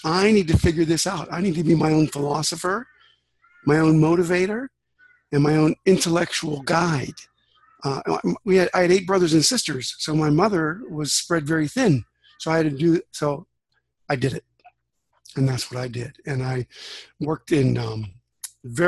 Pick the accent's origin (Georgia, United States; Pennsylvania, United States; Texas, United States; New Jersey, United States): Pennsylvania, United States; Western; I grew up in Western Pennsylvania in USA, Steel Town.